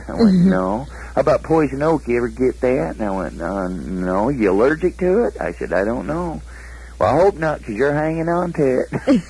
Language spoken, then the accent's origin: English; Michigan, United States; And he said, "Where are you from?" And I said, "Michigan."